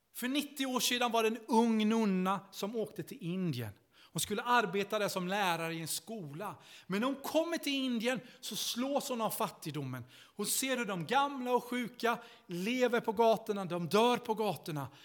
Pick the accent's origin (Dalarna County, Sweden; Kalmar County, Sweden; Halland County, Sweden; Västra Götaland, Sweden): Kalmar County, Sweden; Vimmerby; moved away as an adult; also born or lived in Stockholm; jag kom från Vimmerby i Småland uppvuxen i Missionskyrkan